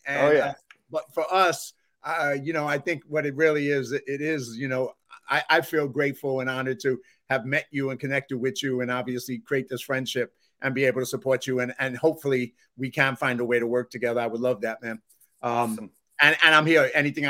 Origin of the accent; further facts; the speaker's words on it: Massachusetts, United States; accent: Boston; I don't understand why they hear Boston in my accent. I'm like, you know, but I guess it's there, man. Maybe it's my Irish parents or something that's giving me that little Boston accent.